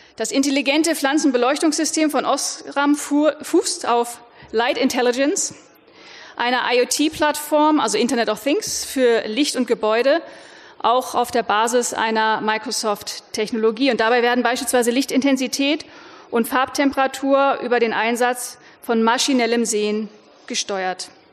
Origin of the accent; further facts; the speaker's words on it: Lower Saxony, Germany; Ich selber bin Niedersächsin, das heißt, ich komme aus einem Land, das äh, sehr stark landwirtschaftlich